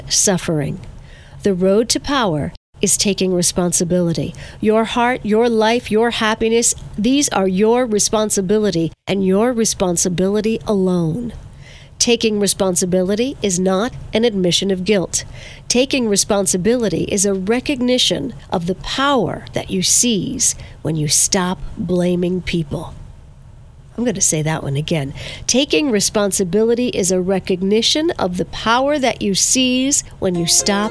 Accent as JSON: {"language": "English", "town": "Verplanck", "region": "New York", "country": "United States", "tie": "born or raised there", "said": "the Mount Carmel Food Pantry in my hometown of Verplank"}